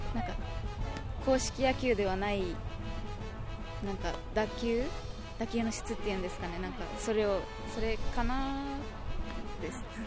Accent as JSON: {"language": "Japanese", "town": "Yaese", "region": "Okinawa", "country": "Japan", "tie": "born or raised there", "said": "八重瀬町になります白川小学校"}